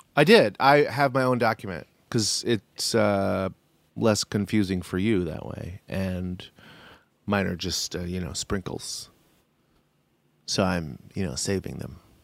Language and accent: English; United States; As an American